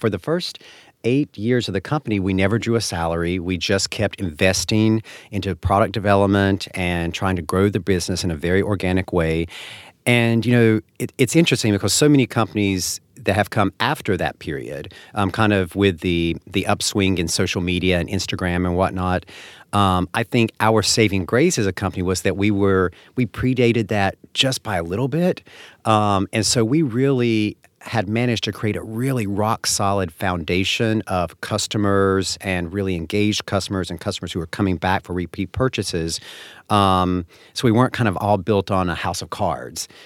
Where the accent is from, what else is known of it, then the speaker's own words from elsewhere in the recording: North Carolina, United States; now in upstate New York, United States; I grew up in North Carolina